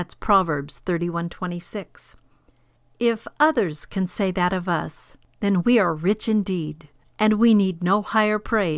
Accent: California, United States; For example, I grew up in California on a farm in the kerosene lamp days, and I can spot others who have the same background.

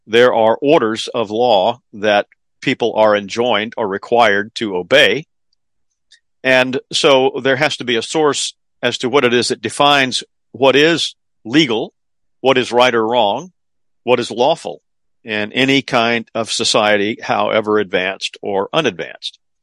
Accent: the South, United States; being in a Southern public school back in those days

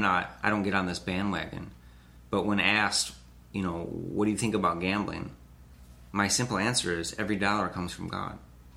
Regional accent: United States; as American Christians

